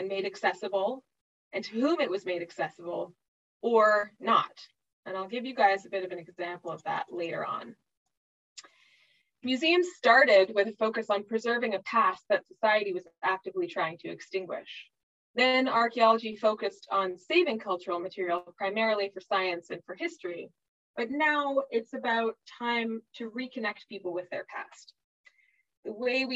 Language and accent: English; Cowichan territory, British Columbia, Canada; now in Victoria, Canada; I moved down to Cowichan territory when I was 5 and spent most of my youth and young adulthood there. And now I live on Songhees and Esquimalt territory